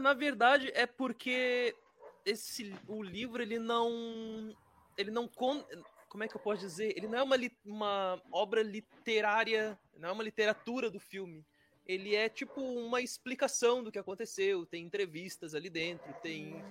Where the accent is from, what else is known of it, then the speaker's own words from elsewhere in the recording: Tramandaí, Rio Grande do Sul, Brazil; Sou do Rio Grande do Sul, de Tramandaí, capital das praias